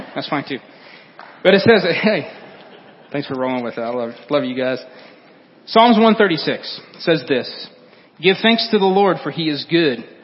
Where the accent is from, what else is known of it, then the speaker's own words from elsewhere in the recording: Fulton County, Illinois, United States; moved away; we're from Fulton County